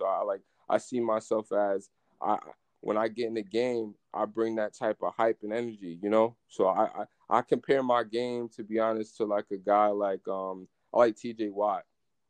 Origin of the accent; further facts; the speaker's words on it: Jamaica; also born or lived in United States; Yeah, man. Yeah, I'm Jamaican.